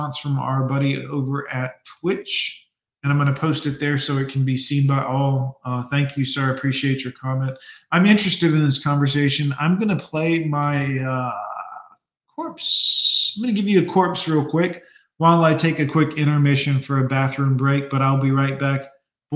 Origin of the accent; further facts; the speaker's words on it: United States; I'm American.